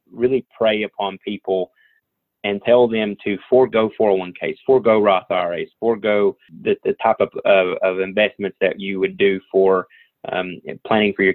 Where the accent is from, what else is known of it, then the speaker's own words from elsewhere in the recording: Southwest Virginia, United States; I'm from Southwest Virginia, so everybody calls this coal country